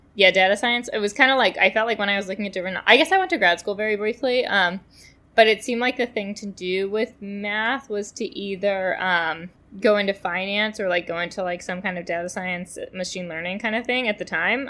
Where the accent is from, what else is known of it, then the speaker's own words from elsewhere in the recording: New York City, New York, United States; I grew up in Manhattan